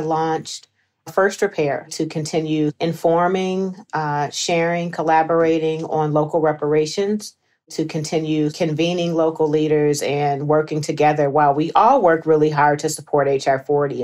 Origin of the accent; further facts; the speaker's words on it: Evanston, Illinois, United States; I have been Born and raised in the Fifth Ward